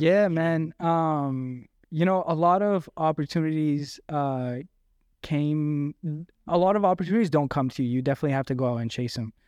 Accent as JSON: {"language": "English", "town": "Abbotsford", "region": "British Columbia", "country": "Canada", "tie": "born or raised there", "also_born_or_lived": "Surrey, British Columbia", "said": "I grew up in Abbotsford."}